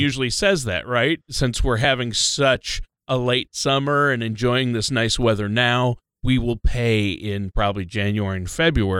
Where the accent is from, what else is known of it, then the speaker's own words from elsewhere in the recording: Worthington, Minnesota, United States; now in Omaha, United States; my hometown where my parents still live, as you know, Worthington, Minnesota